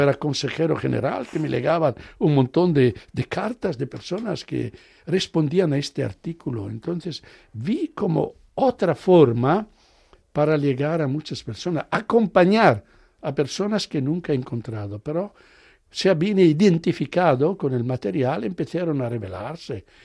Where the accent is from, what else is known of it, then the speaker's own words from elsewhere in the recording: Italy; Spanish is a second language; moved away; yo soy italiano, hablo el inglés como hablo el español